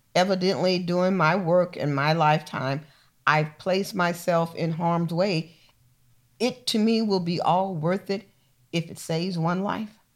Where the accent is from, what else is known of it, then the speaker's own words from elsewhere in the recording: Missouri, United States; moved away; I was born in Missouri, so you gotta show me